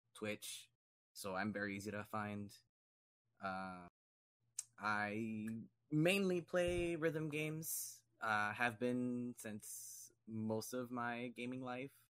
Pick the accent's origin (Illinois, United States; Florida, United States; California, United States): Florida, United States; Miami; growing up in Miami